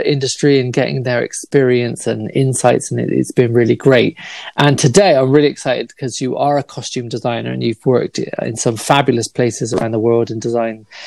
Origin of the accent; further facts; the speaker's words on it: United Kingdom; me as a Brit